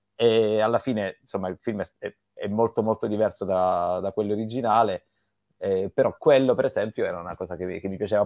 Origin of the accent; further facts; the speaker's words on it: Sicily, Italy; io sono siciliano